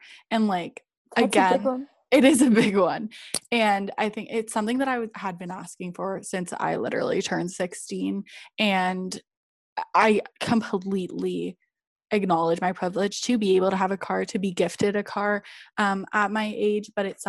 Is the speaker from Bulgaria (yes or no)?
yes; Bulgaria; I, like, because I grew up in Bulgaria, we used to go to Greece every weekend, but I was so young that I don't really remember